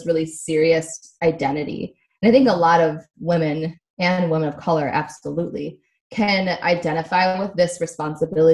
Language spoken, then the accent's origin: English; Midwest, United States; also born or lived in Connecticut; now in Southern California, United States; I was born in Connecticut, grew up in the Midwest